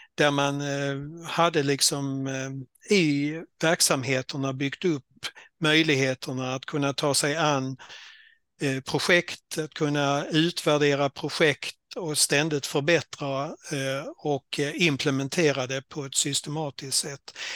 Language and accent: Swedish; Skåne, Sweden; accent: Scanian; moved away as an adult; also born or lived in Halland / Jönköping / Blekinge; ni hör på dialekten att jag kom från Skåne